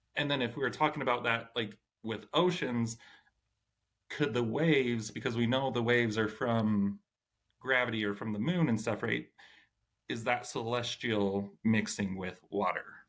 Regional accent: Idaho, United States; now in Utah, United States; I grew up in Idaho where it's always windy

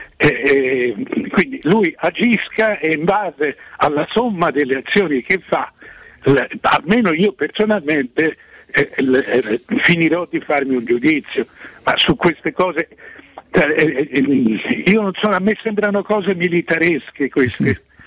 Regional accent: Florence, Tuscany, Italy; essendo fiorentino

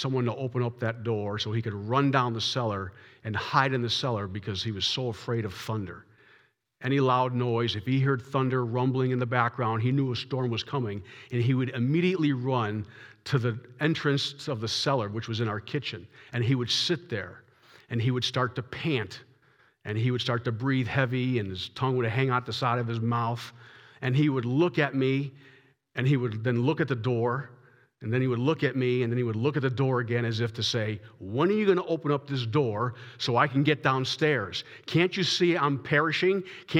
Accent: Massachusetts, United States; When I was growing up in Massachusetts, I always had a German Shepherd in the house.

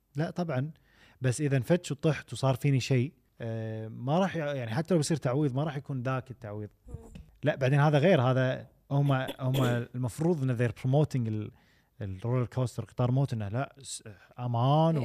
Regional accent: Kuwait; كان عندنا بالكويت

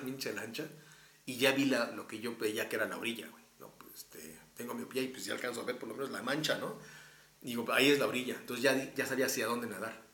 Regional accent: Texcoco, State of Mexico, Mexico; now in Mexico City, Mexico; soy soy de Texcoco.

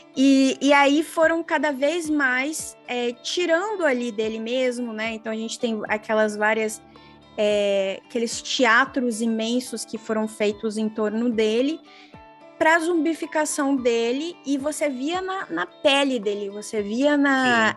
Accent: Brazil; now in Australia; quando eu falo que eu sou brasileira

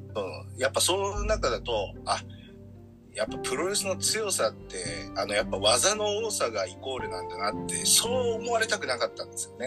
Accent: Fukui, Japan; 同じ福井県出身

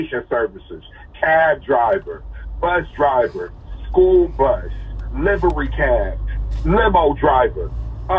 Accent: Seattle, Washington, United States; I'm from Seattle

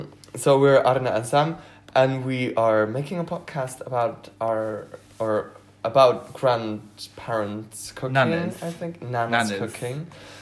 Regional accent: Belgium; English is a second language; I am not a native English speaker. I'm from Belgium, so my English is not really good.

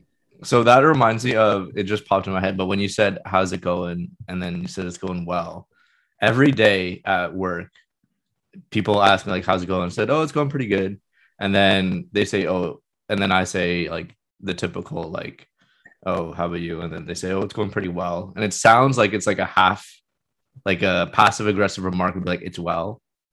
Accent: Oshawa, Ontario, Canada; Yeah, exactly. Yeah. I come all the way from Oshawa.

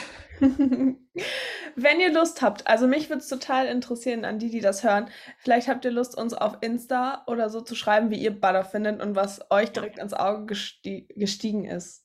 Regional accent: Germany; als Deutsche

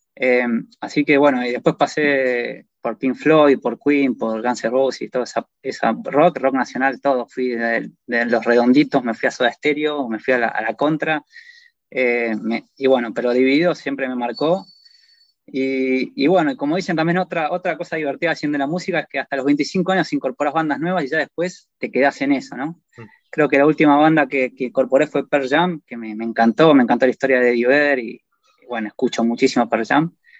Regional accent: Argentina; moved away; como sos argentino, todos te invitan y te dan caballos

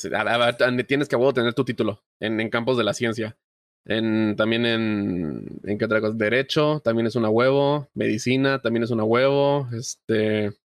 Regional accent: Veracruz, Mexico; also born or lived in Puebla; Yo soy de Veracruz, toda mi familia está en Veracruz

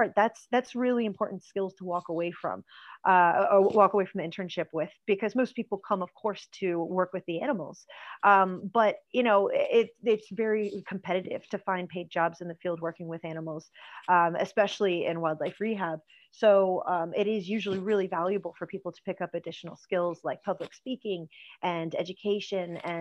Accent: United States; accent: American; now in Ireland; You can hear from my accent, that's where I'm from as well

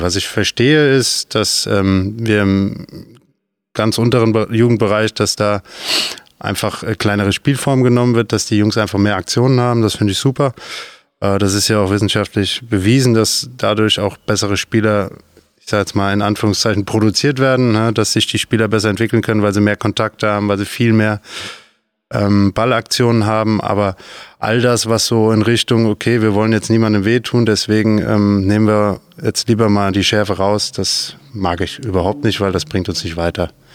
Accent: Nentershausen, Rhineland-Palatinate, Germany; Ich bin äh, mit fünf auf den Sportplatz gegangen in Eisbachtal in Nendershausen

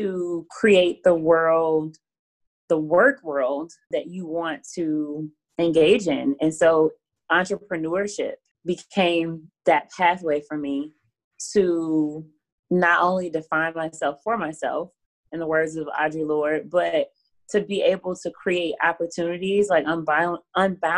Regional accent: Alabama, United States; accent: Southern; moved away as an adult; also born or lived in New Orleans; I was from Alabama

